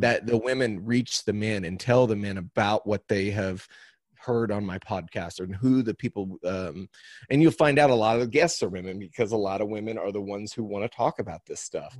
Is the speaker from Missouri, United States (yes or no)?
yes; Cuba, Missouri, United States; I am from Cuba, Missouri, which is about, um, it's about halfway between Springfield and Saint Louis, Missouri